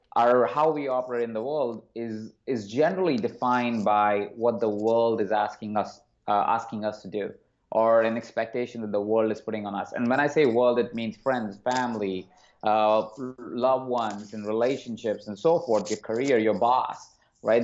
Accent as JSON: {"language": "English", "town": "Jaipur", "region": "Rajasthan", "country": "India", "tie": "born or raised there", "said": "I was born in a small city called Jaipur in India. And as I grew up in that small town"}